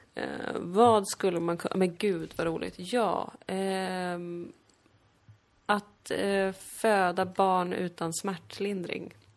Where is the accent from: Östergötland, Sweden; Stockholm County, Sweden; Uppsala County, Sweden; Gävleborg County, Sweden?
Stockholm County, Sweden; accent: stockholmska; jag pratar liksom min stockholmska